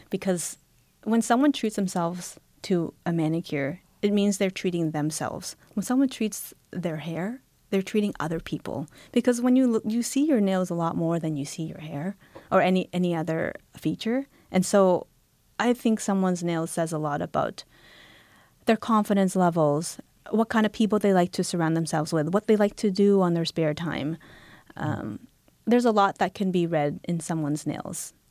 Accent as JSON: {"language": "English", "town": "Halifax", "region": "Nova Scotia", "country": "Canada", "tie": "born or raised there", "moved": "yes", "lives_now": "Toronto, Canada", "said": "I was born in Canada"}